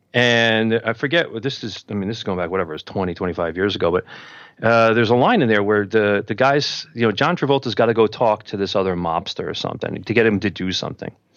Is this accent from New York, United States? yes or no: yes; New York City, New York, United States; I grew up in Queens